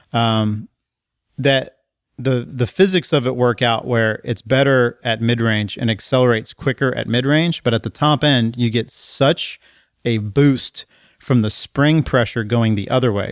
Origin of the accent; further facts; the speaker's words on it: College Station, Texas, United States; I grew up in College Station, Texas